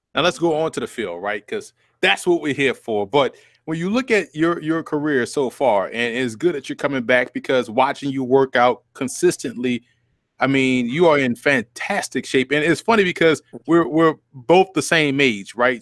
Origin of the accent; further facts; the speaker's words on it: New Orleans, Louisiana, United States; moved away; we're both from New Orleans